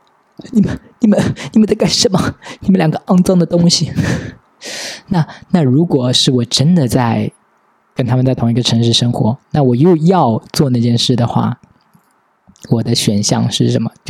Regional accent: Pingtan, Fujian, China; 我其实最长的初中之前最长生活的地方是在平潭，就是我老家。然后我爸妈和我外婆的房子也都在乡下嘛

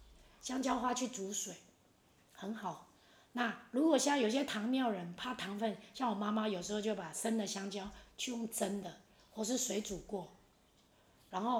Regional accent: Taiwan; 我们台湾的客家人比较少吃

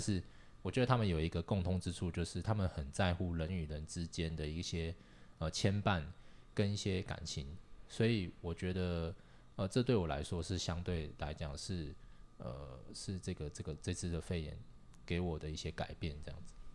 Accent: Taiwan; now in Japan; 我们台湾人

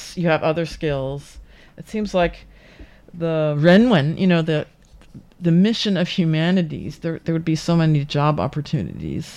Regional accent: United States; now in Taiwan; I'm from the United States

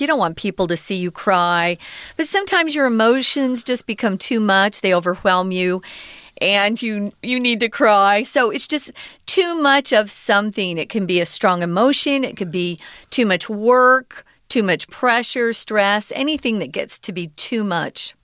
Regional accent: Taiwan

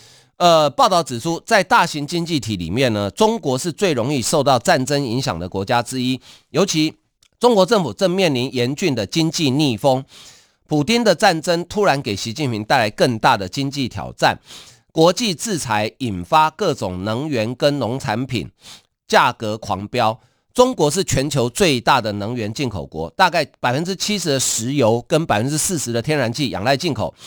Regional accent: Taiwan; 一个人，我们台湾人哈，那个人他不具名，他匿名。也就是说，我们台湾一个人捐的钱比你中国全国还多诶。

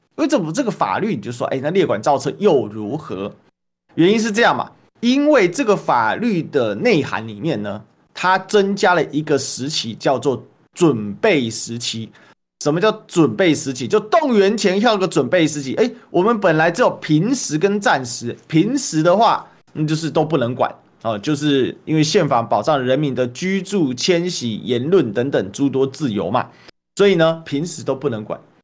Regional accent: Taiwan; 身为一个台湾人哦

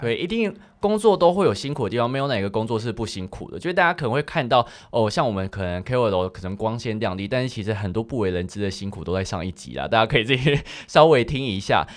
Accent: Changhua County, Taiwan; moved away as an adult; also born or lived in Taipei; 我那时候第一次来台北，因为我彰化人

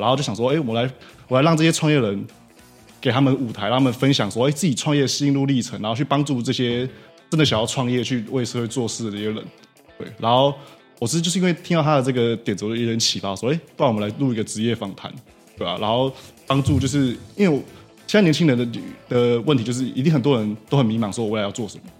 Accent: Taiwan; 但是我觉得我们台湾人 很多啊，现在很多人大概都很缺， 缺乏这种能力

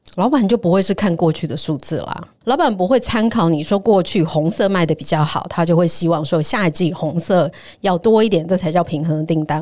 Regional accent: Taiwan; 我们台湾人

